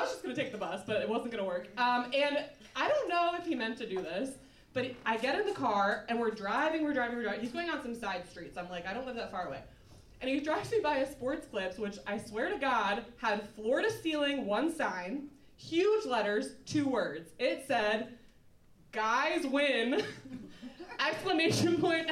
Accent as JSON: {"language": "English", "region": "Minnesota", "country": "United States", "also_born_or_lived": "Ohio", "moved": "as an adult", "lives_now": "Chicago, United States", "said": "I'm from Minnesota, I went to school in Ohio"}